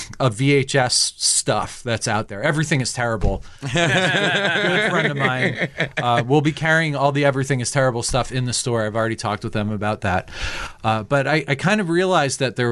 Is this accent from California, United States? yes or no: no; Leonardo, New Jersey, United States; I grew up in Leonardo. So I used to hang out outside the Quick Stop